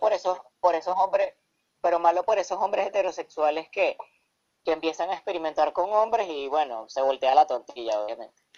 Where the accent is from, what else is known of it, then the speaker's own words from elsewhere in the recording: Caracas, Capital District, Venezuela; provengo de la ciudad de Caracas, Venezuela